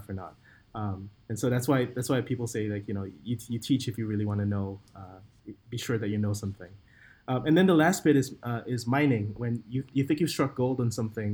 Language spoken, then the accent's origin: English; Singapore; I'm from Singapore